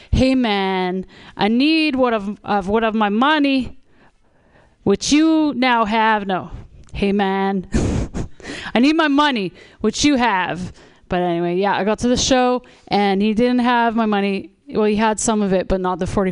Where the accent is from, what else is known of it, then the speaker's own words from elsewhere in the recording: Canada; also born or lived in Toronto; now in Vancouver, Canada; I'm from Canada